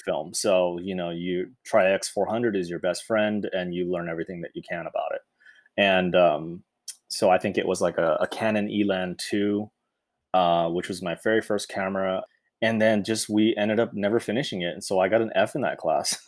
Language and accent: English; Irvine, California, United States; I grew up in Irvine